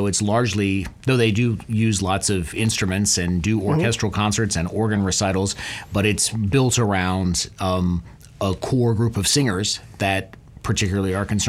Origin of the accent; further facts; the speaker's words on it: Beckley, West Virginia, United States; now in Petaluma, United States; And I am from Beckley, West Virginia, the heart of the coal fields.